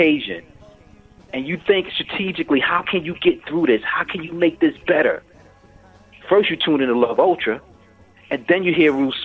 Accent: New York City, New York, United States; I'm from the Bronx.

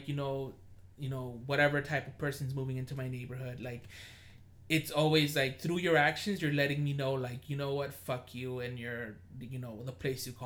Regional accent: Los Angeles, California, United States; moved away; I'm from Koreatown

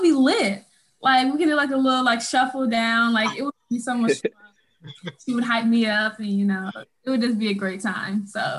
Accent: St. Louis, Missouri, United States; I'm from St. Louis, Missouri

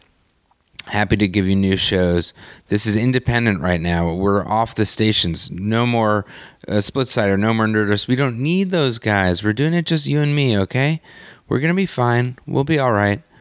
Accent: New York, United States; moved away as an adult; now in Los Angeles, United States; I'm a New Yorker forever

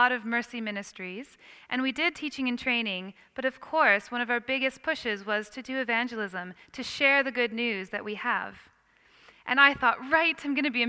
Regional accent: Iowa, United States; moved away as an adult; also born or lived in Chicago, United States / Perth, Australia; now in London, United Kingdom; I grew up on a farm in Iowa. And then I moved to Chicago to study

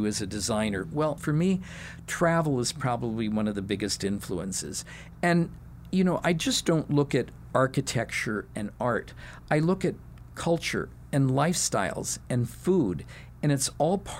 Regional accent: Southern California, United States; I grew up in Southern California

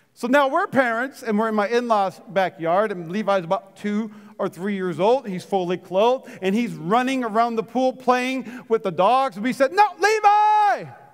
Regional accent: Fargo, North Dakota, United States; I grew up in North Dakota in Fargo

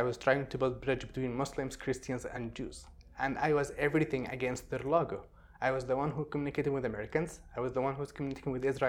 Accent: Sana'a, Amanat Al Asimah, Yemen; No, I'm from Sana'a. I'm from the north.

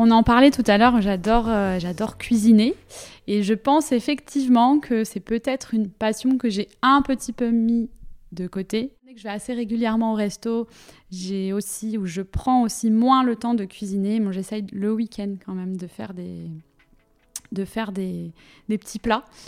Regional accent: Finistère, Brittany, France; moved away as an adult; now in Nantes, France; je, viens du Finistère aussi

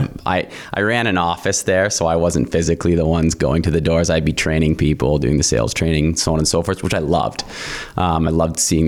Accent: St. Catharines, Ontario, Canada; also born or lived in Lion's Head, Ontario; I grew up there, moved to Niagara when I was about 10 years old, and grew up in the Welland St. Catharines area

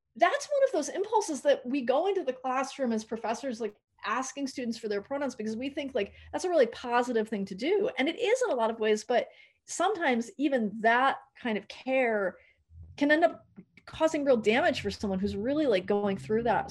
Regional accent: New England, United States; moved away; also born or lived in New York / San Francisco Bay Area / Los Angeles; I didn't grow up in California, I grew up in New England, and then I lived in New York for a long time

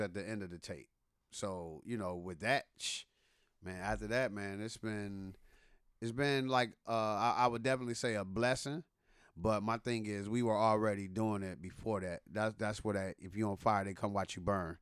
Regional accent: Detroit, Michigan, United States; now in Atlanta, United States; I'm from Detroit

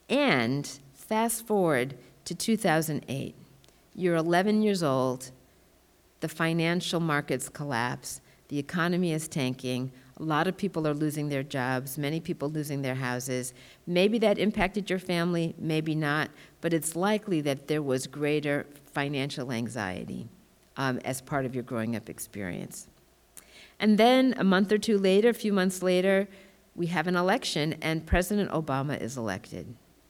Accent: Massachusetts, United States; also born or lived in Tallahassee, Florida; So they moved to Massachusetts. I grew up in Massachusetts.

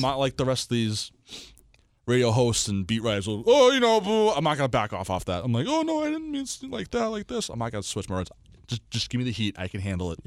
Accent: Everett, Massachusetts, United States; I'm from Everett

